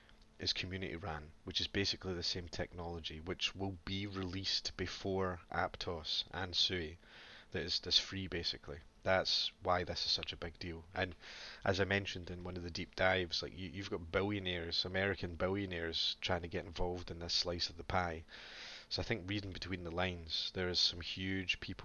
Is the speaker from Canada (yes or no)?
no; Scotland, United Kingdom; being Scottish